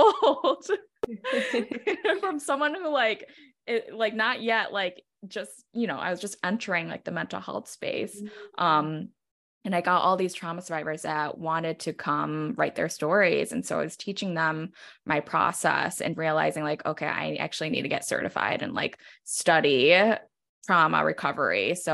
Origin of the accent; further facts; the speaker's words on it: New York, United States; like being a New Yorker, like I'm filled with lots of rage.